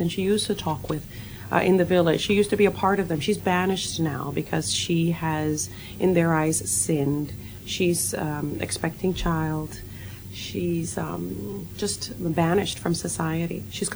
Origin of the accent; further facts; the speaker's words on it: Puerto Rico; moved away; I was born in Puerto Rico